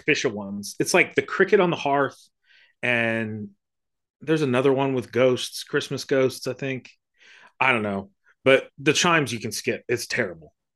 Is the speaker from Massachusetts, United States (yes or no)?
no; South Florida, United States; moved away; I grew up in South Florida